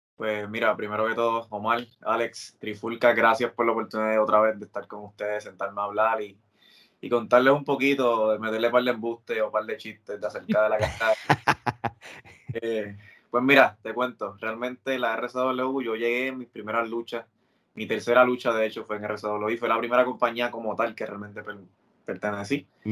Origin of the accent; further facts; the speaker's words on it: Puerto Rico; yo crecí viendo aquí en Puerto Rico